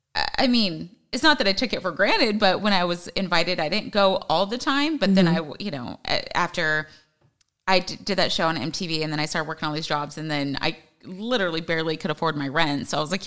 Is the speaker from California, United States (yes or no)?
no; Hawaii, United States; born there; dad was in the Army, so we were stationed everywhere. Brother was born in Texas. My sister was born in Washington. I was born in Hawaii. Like, I mean, everywhere.